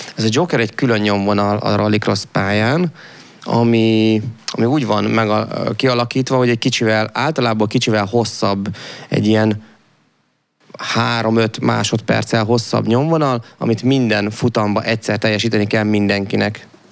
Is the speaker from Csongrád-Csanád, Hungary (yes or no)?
no; Debrecen, Hajdú-Bihar, Hungary; én Debreceni vagyok alap, Piában, Debrecen mellől, de Debreceni voltam